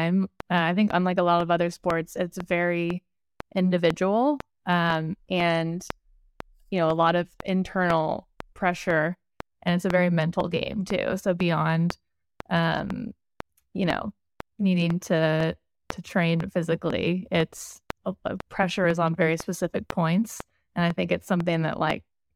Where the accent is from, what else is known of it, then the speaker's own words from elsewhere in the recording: Bay Area, California, United States; I grew up in the Bay Area in California, back where I live now